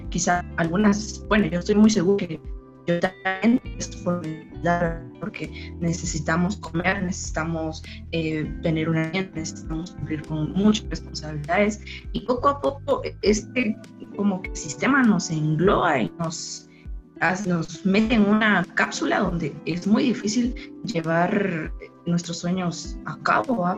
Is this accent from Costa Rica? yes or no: no; San Pedro Sacatepéquez, San Marcos, Guatemala; soy originaria de San Pedro, Zacatepeque, San Marcos